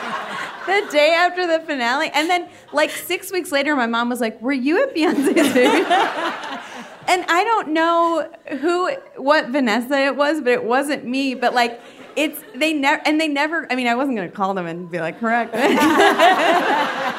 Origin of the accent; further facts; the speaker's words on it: Cleveland, Ohio, United States; moved away; we're also both from Cleveland